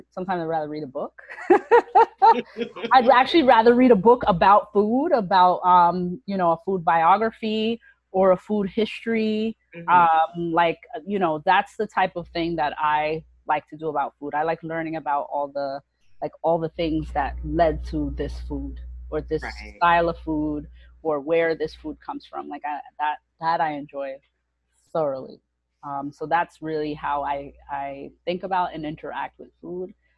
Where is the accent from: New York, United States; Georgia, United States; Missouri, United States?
New York, United States; New York City; grew up in Brooklyn, New York